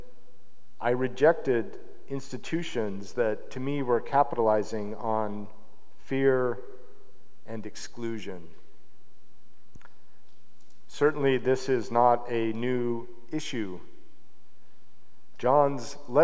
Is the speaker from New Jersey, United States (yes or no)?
no; Salt Lake City, Utah, United States; I grew up an Episcopalian in Salt Lake City, Utah